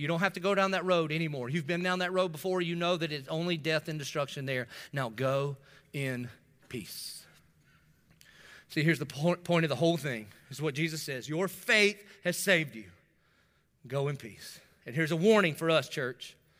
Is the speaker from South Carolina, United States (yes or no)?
yes; Dillon, South Carolina, United States; moved away; also born or lived in North Myrtle Beach, South Carolina; I'm from Dillon